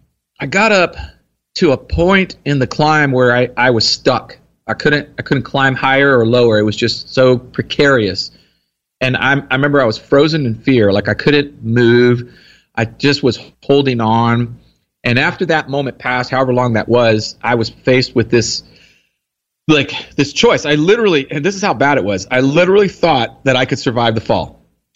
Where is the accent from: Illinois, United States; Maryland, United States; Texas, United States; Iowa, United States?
Texas, United States; Here in Texas.